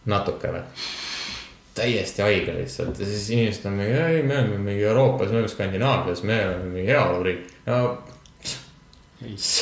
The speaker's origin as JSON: {"language": "Estonian", "country": "Estonia", "said": "me oleme eestlased"}